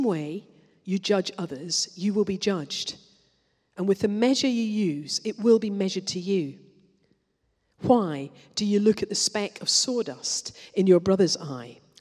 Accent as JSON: {"language": "English", "region": "Scotland", "country": "United Kingdom", "said": "I'm Scottish"}